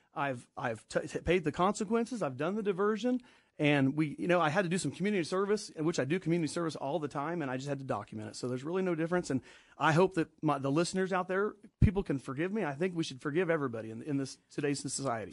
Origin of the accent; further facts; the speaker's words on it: Danville, Kansas, United States; I'm from Danville, Kansas, a little Catholic church there, and always went to church